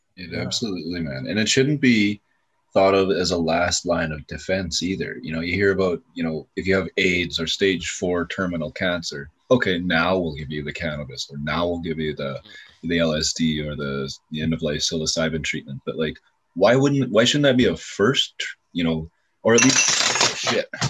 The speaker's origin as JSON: {"language": "English", "country": "Canada", "tie": "born or raised there", "said": "here in my hometown"}